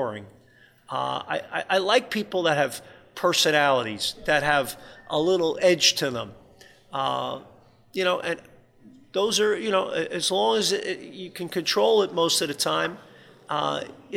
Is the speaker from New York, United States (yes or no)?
yes; New York, United States; now in Toronto, Canada; New York's my hometown